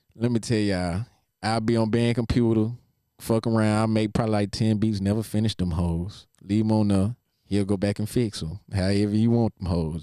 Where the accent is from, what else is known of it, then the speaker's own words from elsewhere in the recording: Nashville, Tennessee, United States; growing up in Nashville